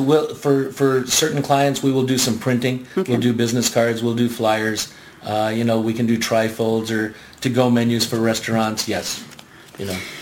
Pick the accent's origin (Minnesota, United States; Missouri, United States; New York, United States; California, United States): California, United States; Garden Grove; also born or lived in Bridgeport, Connecticut; moved out here in 1960 to Garden Grove. Uh, did my school, my elementary school, and my high school in Garden Grove.